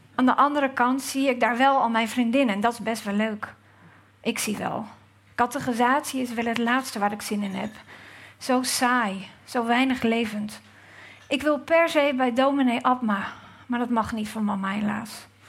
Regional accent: Gouda, South Holland, Netherlands; ik uit Gouda kom.

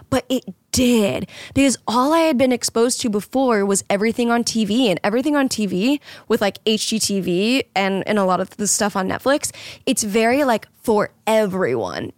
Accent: Florida, United States; moved away; I grew up in Florida

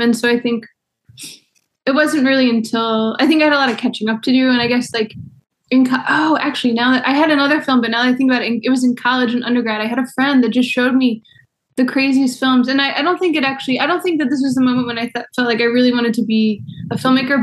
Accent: Baltimore, Maryland, United States; moved away; also born or lived in New York; I'm from Baltimore, but I moved back in 2009

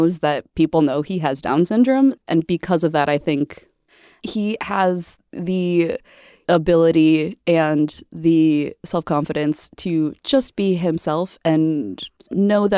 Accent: Midwest, United States; I'm from the Midwest, born and raised.

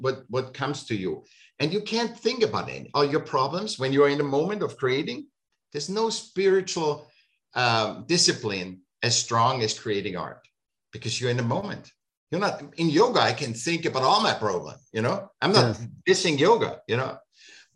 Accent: Vienna, Austria; I grew up in Vienna, you went to the Academy of Applied Arts

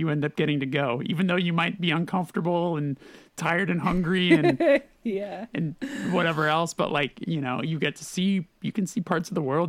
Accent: California, United States; Let me tell you, growing up in California and then flying like, what is it, like fucking 27 hours to get to Australia to land and be like, this feels like where I just left.

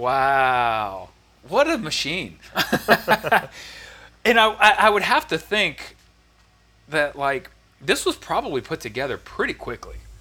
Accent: Houston, Texas, United States; growing up in Houston

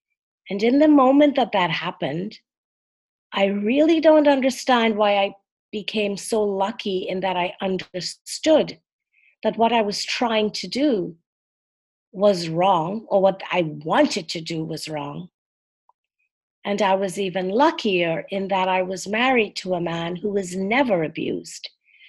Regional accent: Trinidad & Tobago; moved away as an adult; I was born and grew up in Trinidad and Tobago in the West Indies. It's a country made up of two islands, right off the coast of Venezuela.

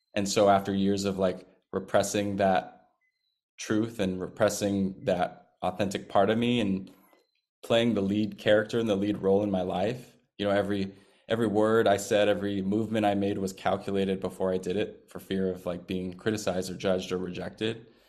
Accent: Seattle, Washington, United States; moved away; my hometown of Seattle, Washington

